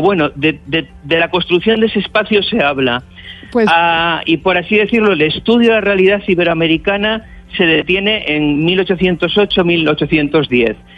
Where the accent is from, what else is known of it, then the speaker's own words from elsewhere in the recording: Cantabria, Spain; Yo, yo soy cántabro